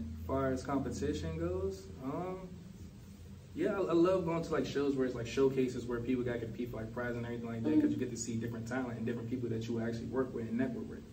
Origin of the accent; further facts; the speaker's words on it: Washington, District of Columbia, United States; I'm from Washington D.C.